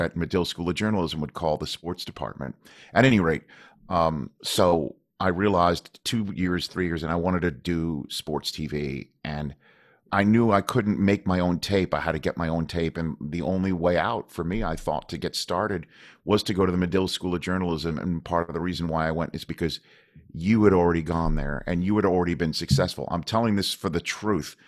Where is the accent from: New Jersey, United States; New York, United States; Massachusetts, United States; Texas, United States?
New York, United States; New York City; moved away; I'm from Staten Island